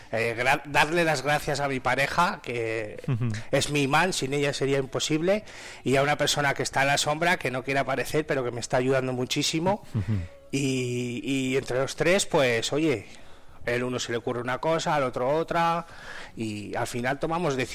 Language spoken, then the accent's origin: Spanish; Almenar de Soria, Castile and León, Spain; Vamos a trabajar con una empresa que hay en Almenar, que es mi pueblo